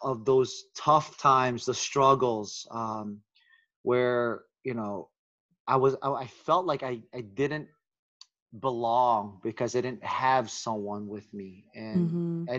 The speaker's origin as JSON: {"language": "English", "country": "United States", "tie": "born or raised there", "also_born_or_lived": "Philippines", "said": "I grew up in America since I was 4."}